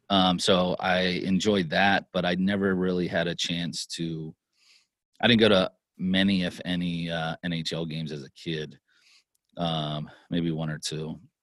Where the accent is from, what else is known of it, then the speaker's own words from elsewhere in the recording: Lancaster, Pennsylvania, United States; I grew up in Lancaster, Pennsylvania